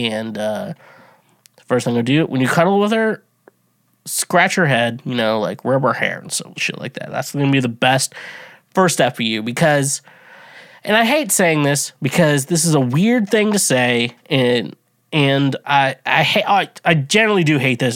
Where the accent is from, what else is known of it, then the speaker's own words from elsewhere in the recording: United States; I'm fucking an American, proud to be an American